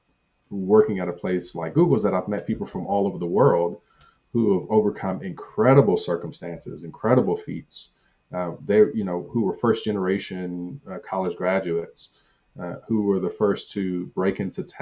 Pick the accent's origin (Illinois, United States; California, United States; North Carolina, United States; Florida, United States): California, United States; Compton; I grew up bullied in Compton.